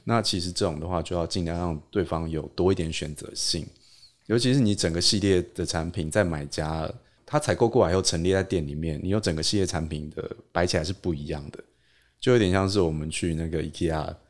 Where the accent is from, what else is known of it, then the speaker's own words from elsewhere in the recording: Taipei, Taiwan; 我台北人